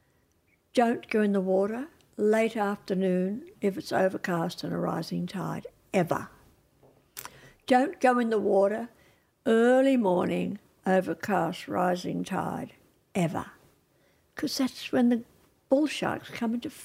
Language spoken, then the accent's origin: English; Australia; I'm an Australian